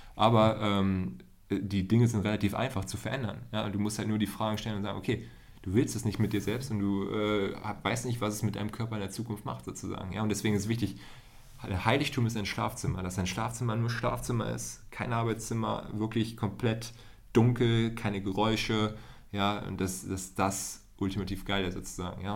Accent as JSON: {"language": "German", "town": "Hohenhameln", "region": "Lower Saxony", "country": "Germany", "tie": "born or raised there", "said": "in der Nähe von Hannover, Hildesheim, äh, in Hohenhameln"}